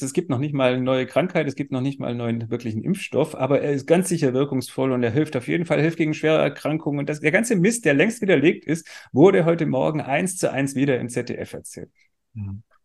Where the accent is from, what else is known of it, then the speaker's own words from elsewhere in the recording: Swabia, Germany; Ich bin Schwabe, also ich weiß, was Dialekt bedeutet